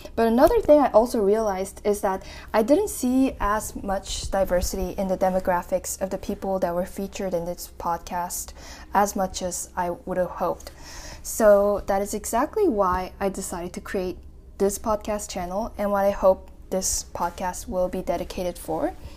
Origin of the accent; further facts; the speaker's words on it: New Brunswick, Canada; also born or lived in South Korea; growing up as a Korean immigrant in a suburban city in New Brunswick, Canada